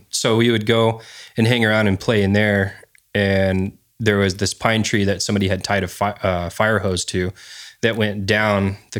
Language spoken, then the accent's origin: English; California, United States; I was raised my young childhood. I grew up on Vandenberg